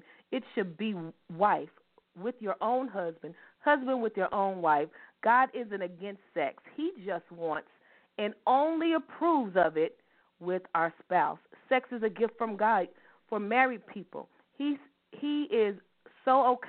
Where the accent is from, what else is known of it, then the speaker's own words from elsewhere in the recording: Louisville, Kentucky, United States; we are Louisville ladies from Louisville, Kentucky, and we still live in the city